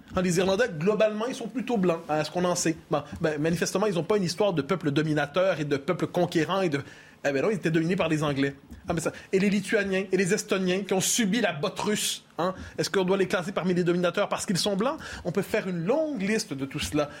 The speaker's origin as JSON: {"language": "French", "region": "Quebec", "country": "Canada", "said": "Je suis québécois"}